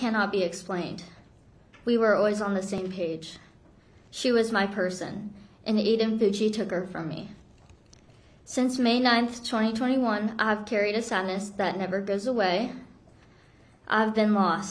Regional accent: South Korea; moved away; I'm from Korea

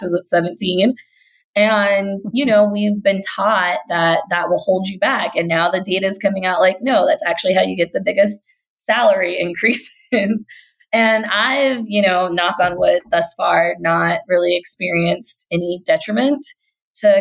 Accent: Kentucky, United States; So I'm a Black Southern millennial. Like, I grew up in the South. I grew up in Kentucky

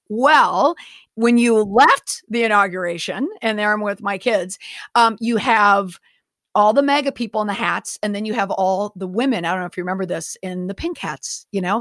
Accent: Minneapolis–Saint Paul, Minnesota, United States; also born or lived in Washington, D.C.; I am from Minnesota. I'm from the Twin Cities.

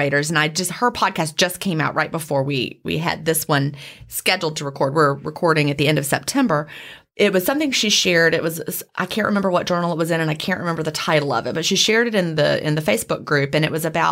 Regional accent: Southern, United States; accent: Southern; my Southern accent

